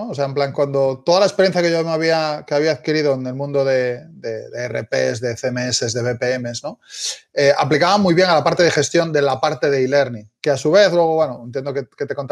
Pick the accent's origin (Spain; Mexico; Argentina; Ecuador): Spain; Galicia; accent: Galician; now in Barcelona, Spain; no sé si aún se me sigue notando un poco el acento, pero soy gallego. Eh, llevo ya unos cuantos, unos cuantos años en Barcelona, con lo cual algo he perdido seguro.